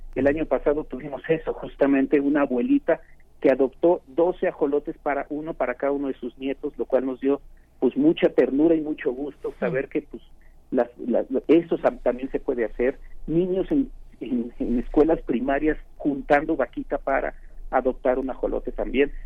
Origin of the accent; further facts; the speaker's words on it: Mexico; nuestra identidad como mexicanos está íntimamente atada a Xochimilco